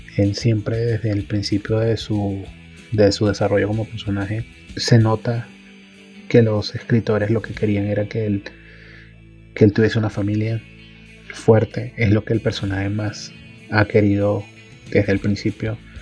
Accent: Caracas, Capital District, Venezuela; now in Bogotá, Colombia; soy de Caracas, Venezuela y vivo actualmente en Bogotá.

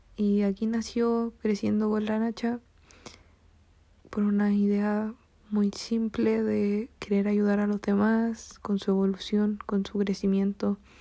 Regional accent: Chile; soy de Chile

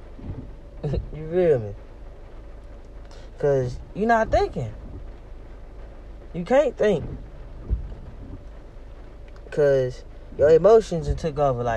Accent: Memphis, Tennessee, United States; moved away; I went to Memphis, my hometown.

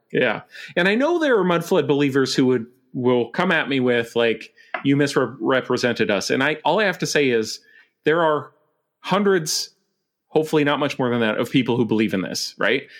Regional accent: Montana, United States; now in Vancouver, Canada; I grew up in Montana

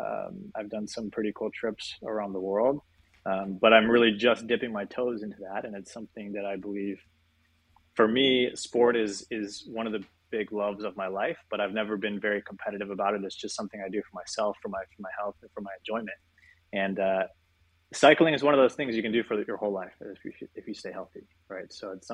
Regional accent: Alaska, United States; also born or lived in Australia / New York / Colorado; I'm from Alaska originally, which is every time I tell that to people in Europe, they say, man, I've never met someone from Alaska before.

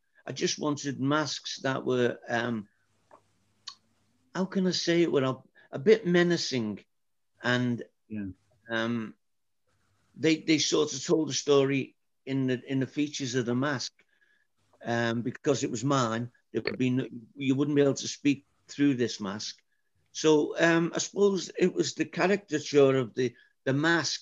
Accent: Liverpool, North West England, United Kingdom; moved away as an adult; now in Wexford, Ireland; I was born in Liverpool. I was raised in Liverpool.

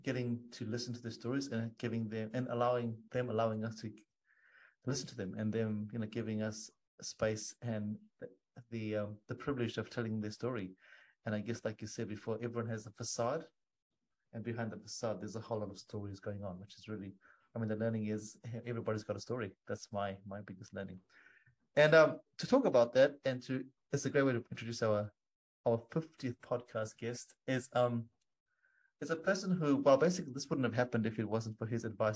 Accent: Zimbabwe; now in New Zealand; I've been in New Zealand for 19 years, I think, but I grew up in Africa.

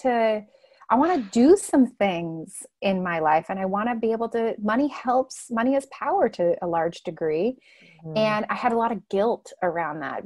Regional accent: Southern California, United States; moved away; I grew up in Southern California

